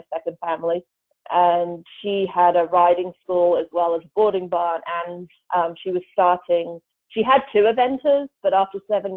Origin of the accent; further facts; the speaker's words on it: England, United Kingdom; moved away; I'm originally from England. I don't know if that comes across or not. But I was brought up on a farm